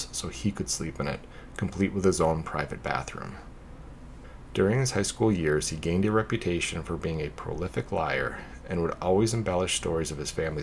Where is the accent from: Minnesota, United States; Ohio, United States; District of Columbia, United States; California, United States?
Minnesota, United States; my home state of Minnesota